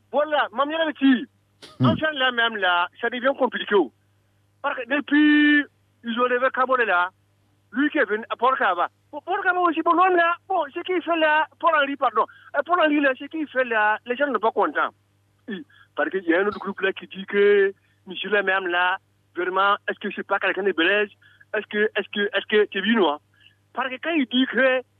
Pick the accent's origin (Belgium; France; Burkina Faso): Burkina Faso; …, je suis Burkinabé.